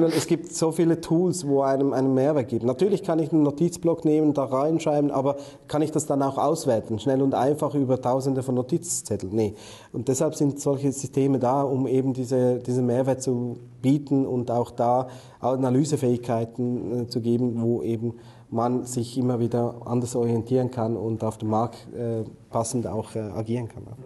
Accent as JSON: {"language": "German", "country": "Switzerland"}